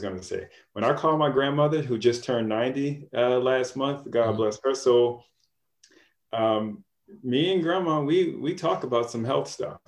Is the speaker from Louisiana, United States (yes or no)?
yes; Louisiana, United States; moved away as an adult; also born or lived in Florida / Boston / New York; now in Detroit, United States; I'm originally from Louisiana, uh, born and raised there.